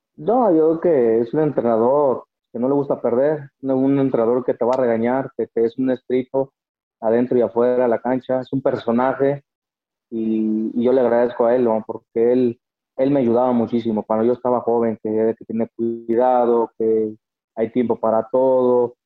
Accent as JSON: {"language": "Spanish", "town": "El Salto", "region": "Jalisco", "country": "Mexico", "tie": "born or raised there", "said": "Ahí en el Salto, mi pueblo"}